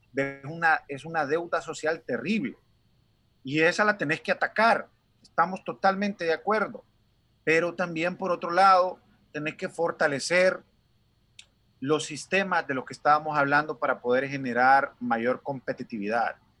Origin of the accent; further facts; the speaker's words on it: Honduras; moved away as an adult; now in United States; Nosotros como latinos y como hondureños somos bien dados a las familias